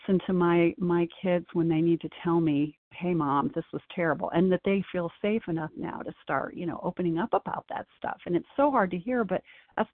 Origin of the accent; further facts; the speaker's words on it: Midwest, United States; now in North Carolina, United States; I grew up in the Midwest